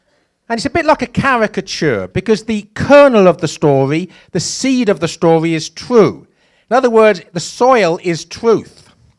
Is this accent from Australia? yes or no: no; England, United Kingdom; But I was raised in England in the 70s.